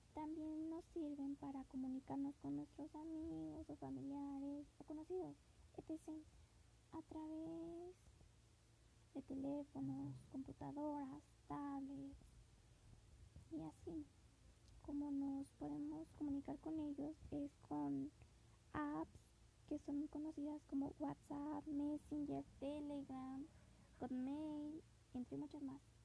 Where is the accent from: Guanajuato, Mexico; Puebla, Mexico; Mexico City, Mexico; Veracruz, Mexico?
Mexico City, Mexico; now in Zumpango, Mexico; nací en la Ciudad de México el 21 de septiembre. Actualmente vivo en Zumpango